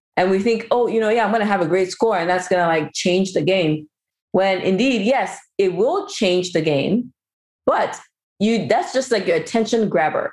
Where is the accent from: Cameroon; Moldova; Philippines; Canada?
Cameroon; I'm also from Cameroon